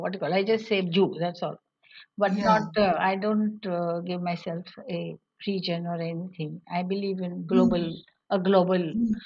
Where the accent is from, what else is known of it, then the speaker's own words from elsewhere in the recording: India; Western India, but there is a little balance that we have maintained, you know. We can manage between being Indian and Jewish.